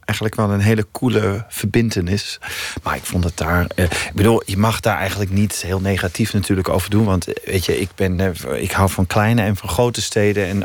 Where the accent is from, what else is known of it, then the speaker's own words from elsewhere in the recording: Kranenburg, North Rhine-Westphalia, Germany; born there; Die heette Kranenburg met een K. En dat is echt een klein kutdorpje.